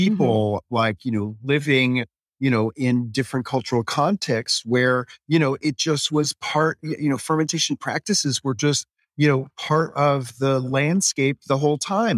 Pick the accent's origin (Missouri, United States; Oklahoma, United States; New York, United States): New York, United States; New York City; I grew up in New York City, on the Upper West Side